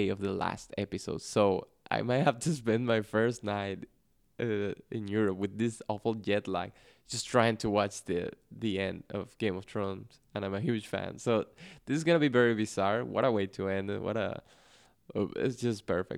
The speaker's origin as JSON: {"language": "English", "country": "Venezuela", "first_language": "Spanish", "second_language": "English", "said": "Spanish, especially in Venezuela, is spoken at a very fast pace. So that's my natural speed."}